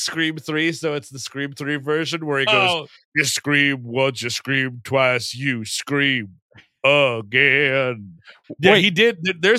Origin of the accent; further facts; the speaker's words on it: New York City, New York, United States; moved away as an adult; now in Jersey City, United States; Well, I'm from the Bronx, but I've actually now lived in Jersey City.